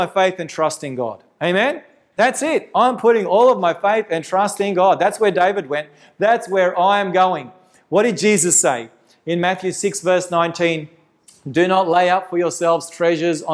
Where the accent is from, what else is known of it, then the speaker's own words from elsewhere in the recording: Victoria, Australia; my home state in Victoria